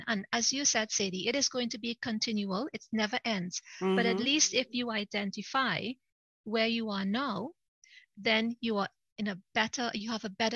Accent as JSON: {"language": "English", "country": "Trinidad & Tobago", "tie": "born or raised there", "moved": "as an adult", "lives_now": "United Kingdom", "said": "I'm originally from Trinidad. It's the most southern of all the Caribbean islands, just above Venezuela. So I'm originally from Trinidad, but I came over to the UK to work and I've been here ever since. But Trinidad is my country of birth."}